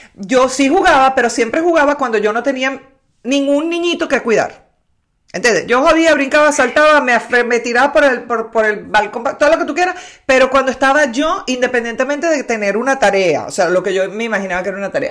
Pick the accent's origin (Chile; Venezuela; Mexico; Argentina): Venezuela; Maracay, Aragua; Mi abuela era de Maracay, nací en Maracay